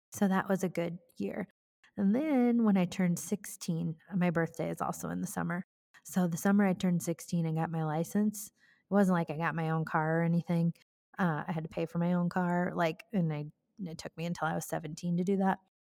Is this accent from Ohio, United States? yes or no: no; Cascade, Iowa, United States; I grew up in Cascade, Iowa, which, truth be told, is where I still live